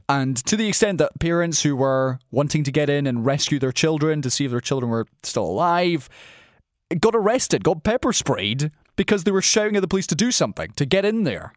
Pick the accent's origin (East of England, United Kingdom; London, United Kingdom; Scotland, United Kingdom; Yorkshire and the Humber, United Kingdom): Scotland, United Kingdom; a Scottish person